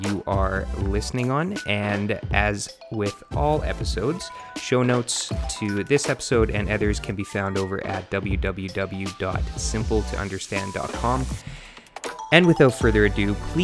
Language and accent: English; Manitoba, Canada; moved away as an adult; now in British Columbia, Canada; We're both from Manitoba